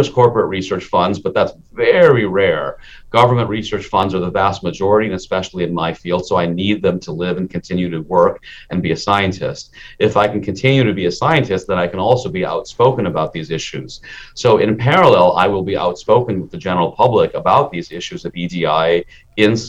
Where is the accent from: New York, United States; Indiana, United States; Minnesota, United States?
Minnesota, United States; also born or lived in India; I was a kid in Minnesota in the 1970s